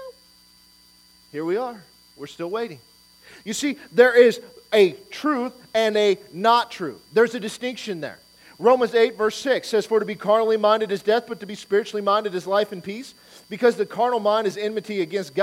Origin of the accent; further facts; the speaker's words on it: Detroit, Michigan, United States; moved away; I'm from Detroit